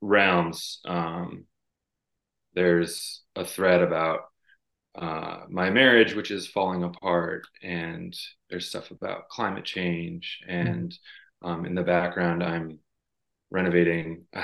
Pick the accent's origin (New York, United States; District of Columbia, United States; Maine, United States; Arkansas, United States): Maine, United States; also born or lived in Iowa / Wyoming; I grew up in Maine and worked in a lot of the old houses here.